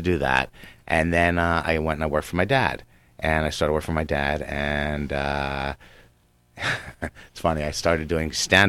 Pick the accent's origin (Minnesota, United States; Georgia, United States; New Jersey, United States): New Jersey, United States; I mean, I grew up in New Jersey when it wasn't actually a hotbed for hockey.